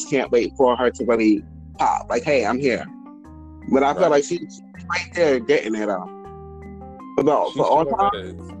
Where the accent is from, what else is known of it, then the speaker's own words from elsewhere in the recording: New York, United States; I'm from New York too.